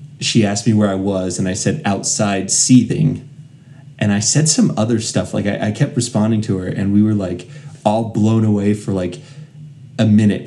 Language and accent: English; Colorado, United States; I'm from Colorado